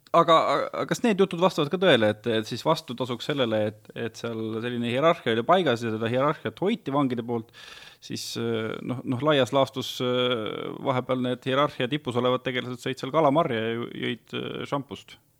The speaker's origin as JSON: {"language": "Estonian", "region": "Viljandi County", "country": "Estonia", "said": "mina olen ka Viljandimaalt pärit"}